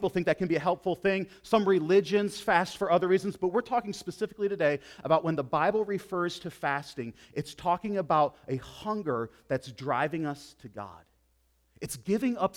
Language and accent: English; United States; As American Christians